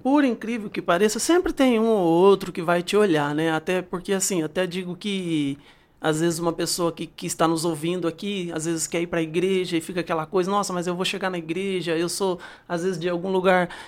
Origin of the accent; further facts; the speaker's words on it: Bebedouro, São Paulo, Brazil; Eu sou daqui. Eu sou nascido em São Paulo, né? Ah. Mas ah. é, morei pouco tempo em São Paulo. Na verdade, é, até os 16 anos eu morei no sítio, né? Zona rural